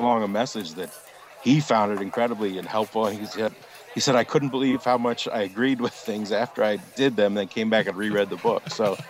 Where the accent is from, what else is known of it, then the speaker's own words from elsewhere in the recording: United States; as an American